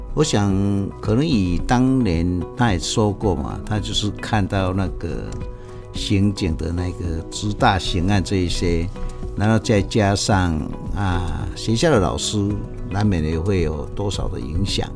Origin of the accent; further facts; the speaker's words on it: Puzi, Chiayi County, Taiwan; 我们是来自嘉义，埔子，六角这个地方的一个小家庭。 那兄弟姐妹四个，大家从小就是一直长大